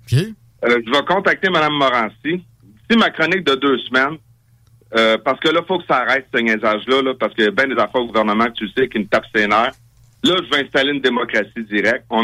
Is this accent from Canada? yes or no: yes; Farnham, Quebec, Canada; je suis un gars, je viens de Farnham